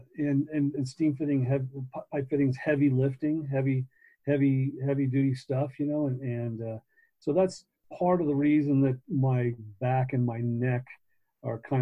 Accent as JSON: {"language": "English", "town": "Long Beach", "region": "California", "country": "United States", "tie": "born or raised there", "said": "I was born and raised in Long Beach"}